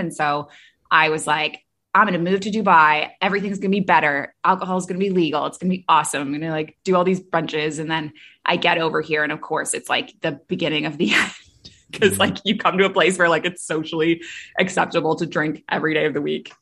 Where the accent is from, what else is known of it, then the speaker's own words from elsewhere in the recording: Toronto, Ontario, Canada; moved away; also born or lived in Middle East; I'm from Canada originally, grew up in Toronto